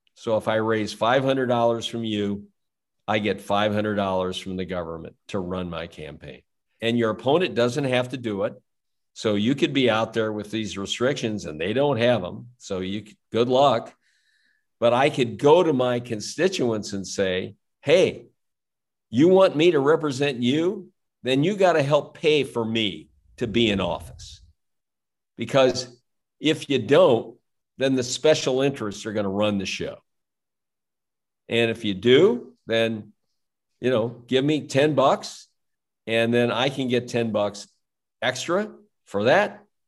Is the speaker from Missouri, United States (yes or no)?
yes; St. Louis, Missouri, United States; I grew up in South City, St. Louis